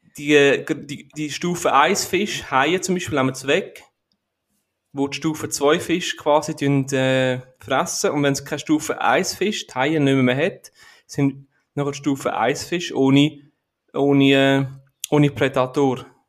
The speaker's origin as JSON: {"language": "German", "region": "Aargau", "country": "Switzerland", "said": "bei uns in der Schweiz, bei, bei uns im, im Aargau"}